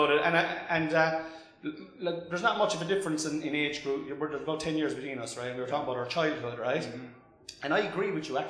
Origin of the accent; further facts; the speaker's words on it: Mallow, County Cork, Munster, Ireland; also born or lived in Killavullen, North Cork; I grew up in a little village outside Mallow called Ballinclaw.